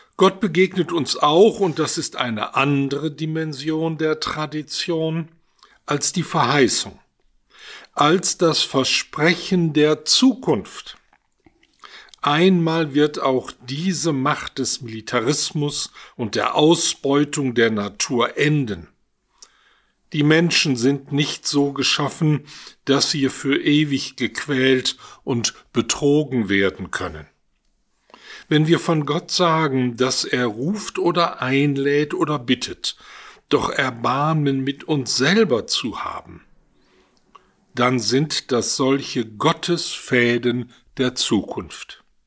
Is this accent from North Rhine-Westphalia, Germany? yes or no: yes; Duisburg, North Rhine-Westphalia, Germany; Ich stamme aus der Stadt Duisburg, komme also mitten aus dem Ruhrgebiet